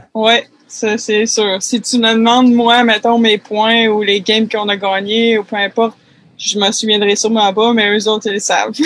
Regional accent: Quebec City, Quebec, Canada; moved away as an adult; also born or lived in Vanier / Saint-Émile; je viens de Québec, Québec

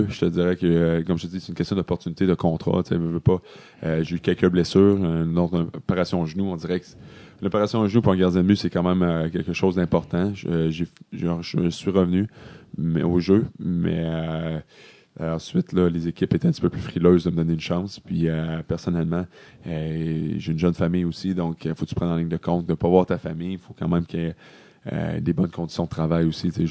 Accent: Quebec, Canada; Mais en vrai, j'ai, j'ai pas le sang du, Québec, mais j'ai été élevé au Québec, donc c'est tout comme.

